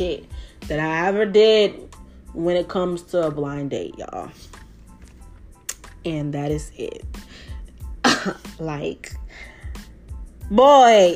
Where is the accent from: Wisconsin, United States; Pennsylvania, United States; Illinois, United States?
Wisconsin, United States; Milwaukee; I'm from Milwaukee, Wisconsin